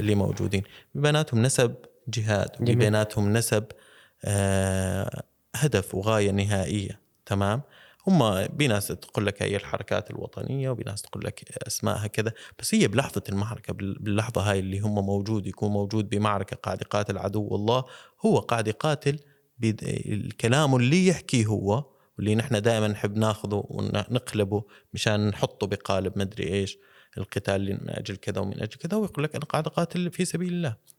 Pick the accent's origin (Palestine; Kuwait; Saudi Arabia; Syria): Syria; عندنا بسوريا